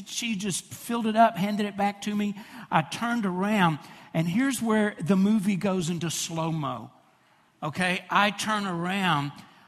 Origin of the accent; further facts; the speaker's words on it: Fraser, United States; I pick a table really close to that register because I know I'm from Fraser, okay?